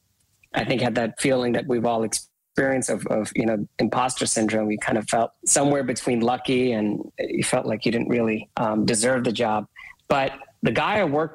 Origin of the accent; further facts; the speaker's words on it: India; I was born and raised in India